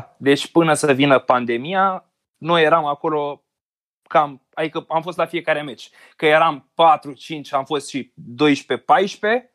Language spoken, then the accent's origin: Romanian; Constanța, Constanța County, Romania; moved away as an adult; now in Bucharest, Romania; eu sunt din Constanța, am făcut facultatea la București, m-am mutat acolo cu jobul